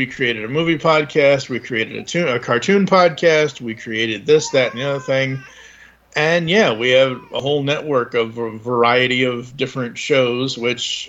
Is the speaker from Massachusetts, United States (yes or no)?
yes; Massachusetts, United States; moved away; I wasn't living in Massachusetts. I'm originally from Massachusetts